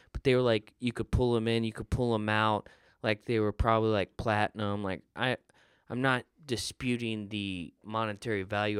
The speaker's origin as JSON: {"language": "English", "region": "Florida", "country": "United States", "tie": "born or raised there", "said": "like I grew up in Florida."}